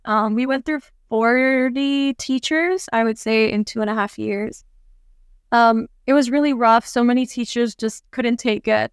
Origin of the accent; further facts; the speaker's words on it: Orlando, Florida, United States; moved away as an adult; also born or lived in Atlanta, Georgia; now in Incheon, South Korea; I was born and raised in the States. My parents are Lebanese, and I live in Korea